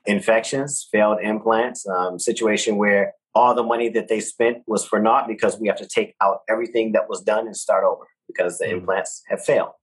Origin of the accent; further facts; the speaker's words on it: Detroit, Michigan, United States; now in Texas, United States; growing up in Detroit, we, we're not really getting that on the radio, you know, in my hood